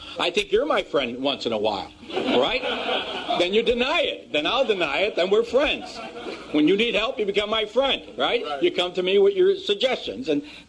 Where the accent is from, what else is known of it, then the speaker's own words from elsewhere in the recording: Chicago, Illinois, United States; I grew up in Bridgeport